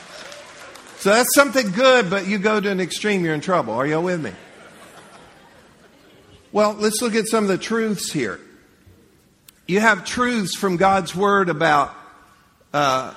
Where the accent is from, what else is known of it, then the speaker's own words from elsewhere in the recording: Leesburg, United States; moved away; I grew up in Leesburg. I'd never been anywhere in life, really anywhere